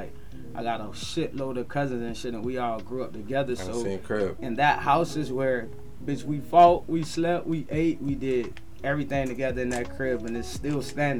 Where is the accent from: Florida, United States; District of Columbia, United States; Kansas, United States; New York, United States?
Florida, United States; Fort Lauderdale; I grew up in Franklin Park, dog. I went to Martin Luther King Elementary, bro. I went to William Dandy. I went to Dillard High School.